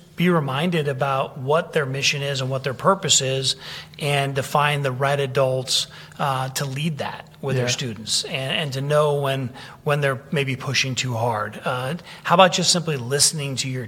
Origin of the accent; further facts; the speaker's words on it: San Francisco, California, United States; I grew up in San Francisco